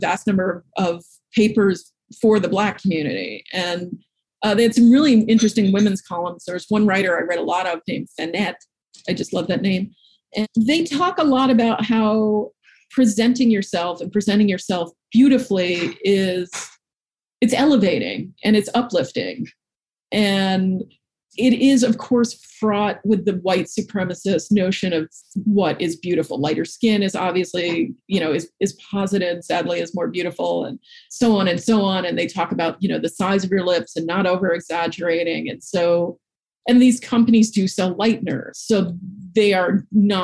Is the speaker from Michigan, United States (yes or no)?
no; New York City, New York, United States; I grew up in Manhattan